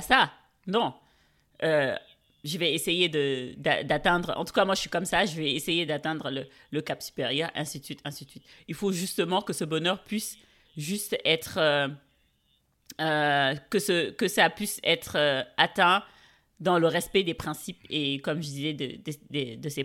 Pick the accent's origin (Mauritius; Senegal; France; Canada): Senegal; Dakar; Je suis née, j'ai grandi à Dakar